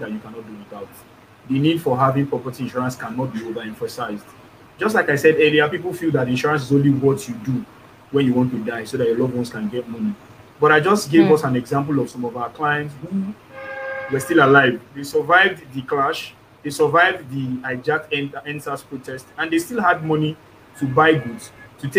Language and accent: English; Nigeria; as a Nigerian